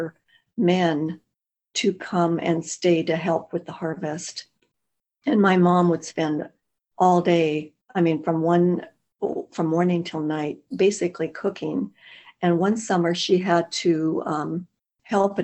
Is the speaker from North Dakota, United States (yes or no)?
yes; North Dakota, United States; now in Arizona, United States; North Dakota, we're close to the Canadian border, about 75 miles from Manitoba.